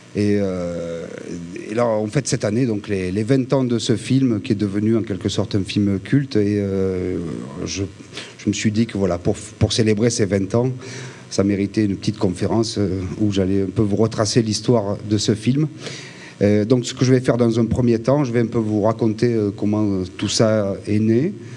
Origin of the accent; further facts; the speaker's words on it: Ginasservis, Provence-Alpes-Côte d'Azur, France; moved away; à Gina Servi, dans mon village natal